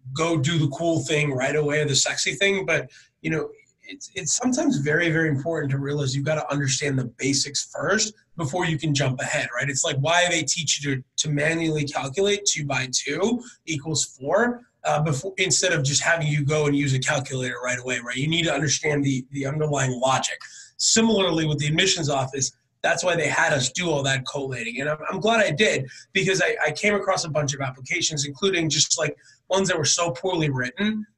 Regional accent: Northern California, United States; I'm from Northern California

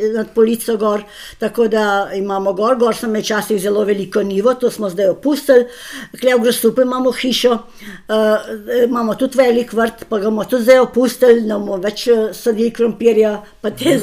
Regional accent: Slovenia; Slovenci smo zelo pridni, pošteni in delovni

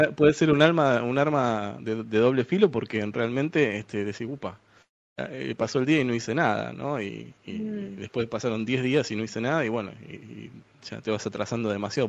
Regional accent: Buenos Aires, Argentina; de Buenos Aires, Argentina

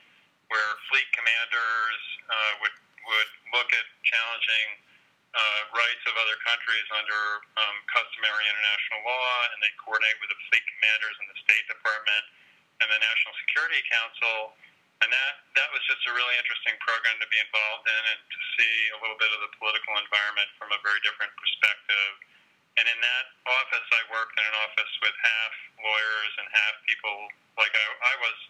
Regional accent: New York, United States; I grew up in New York.

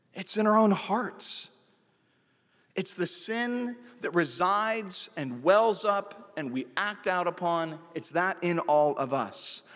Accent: Santa Cruz, California, United States; my hometown of Santa Cruz, California

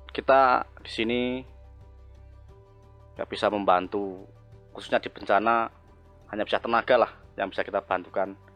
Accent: Kaloran, Central Java, Indonesia; Saya dari Kaloran berdomisili di desa paling pojok perbatasan dengan Kandangan yaitu di Kemloko, Tempuran, Kaloran, Temanggung.

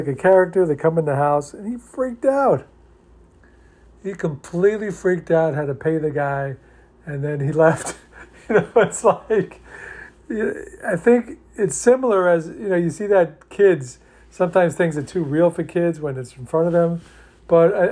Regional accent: New York, United States; I grew up in New York

